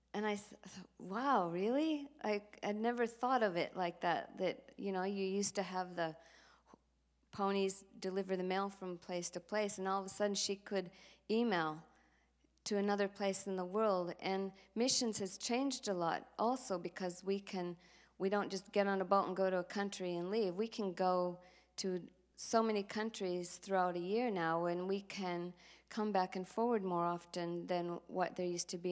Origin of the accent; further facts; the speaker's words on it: Minneapolis, Minnesota, United States; moved away as an adult; now in Sydney, Australia; I grew up in North Minneapolis